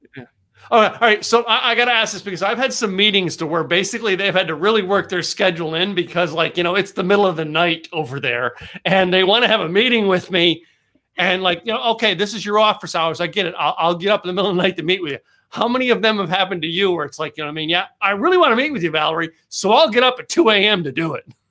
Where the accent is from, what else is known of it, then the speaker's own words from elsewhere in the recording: Pocono Mountains, Pennsylvania, United States; also born or lived in New York; now in Texas, United States; I grew up, uh, the Pocono Mountains of Pennsylvania